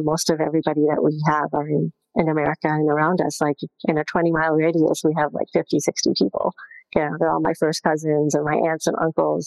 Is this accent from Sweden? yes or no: no; Zambia; moved away; I was born in Zambia